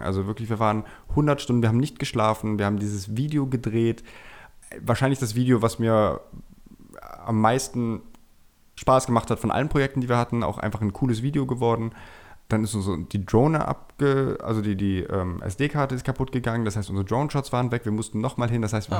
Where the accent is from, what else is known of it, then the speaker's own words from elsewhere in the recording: Germany; moved away as an adult; now in Vienna, Austria; ich bin ja gebürtiger Deutscher, wie man wahrscheinlich hört, bin auch dort aufgewachsen, in der Schule gegangen